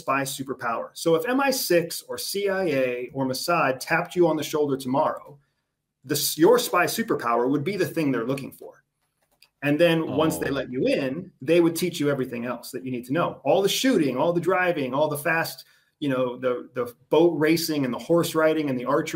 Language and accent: English; United States; I'm from the United States